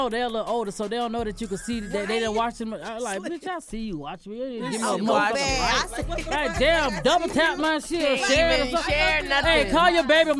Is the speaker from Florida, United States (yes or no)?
yes; Broward County, Florida, United States; moved away; I'm from Broward.